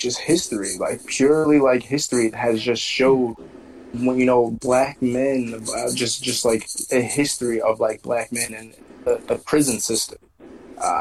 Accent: United States; as a black man, like, growing up in America

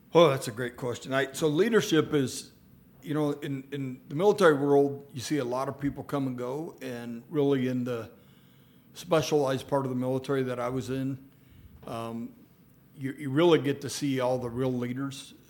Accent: Gillette, Wyoming, United States; I was born in Gillette. I was raised here.

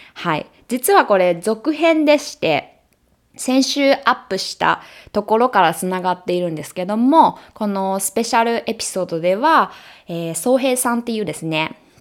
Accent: Japan; now in United States; 日本人だし日本で生まれ育った

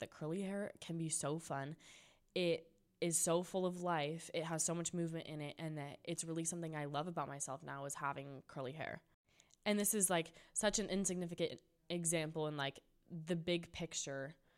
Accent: San Juan Capistrano, California, United States; my hometown at San Juan Capistrano

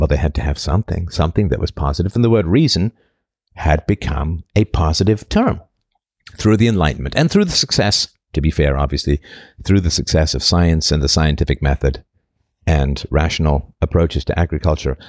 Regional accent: United Kingdom; accent: vague British; my vague British accent

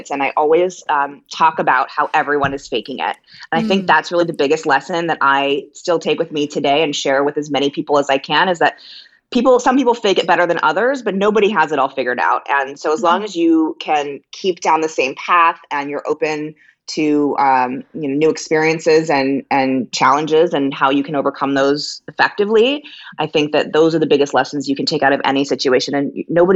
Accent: the Valley, California, United States; also born or lived in Laurel Canyon, Los Angeles; I am a Jew from the Valley

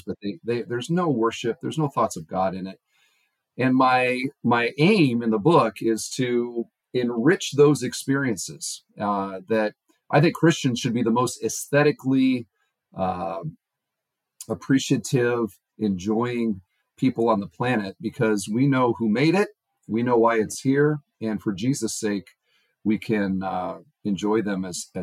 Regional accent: Iowa, United States; also born or lived in Indianapolis; now in Indiana, United States; I grew up in Iowa, son of an engineer for John Deere.

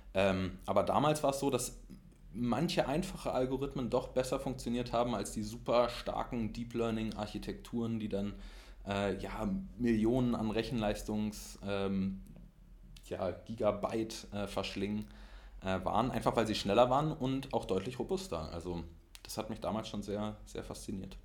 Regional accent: Berlin, Germany; dass man aus Berlin kommt

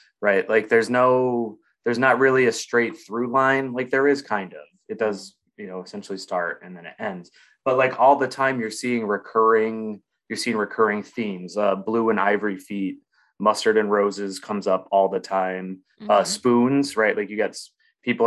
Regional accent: United States; we as Americans

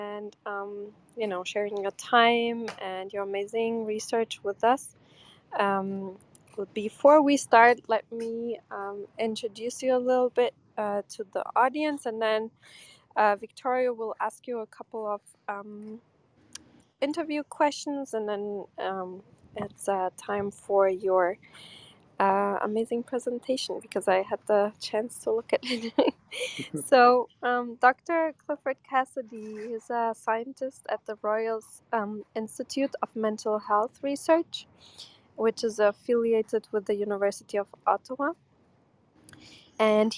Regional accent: Porto, Norte, Portugal; also born or lived in Brooklyn, New York; now in New York, United States; In Porto, where I'm from Portugal, is around 17 degrees Celsius

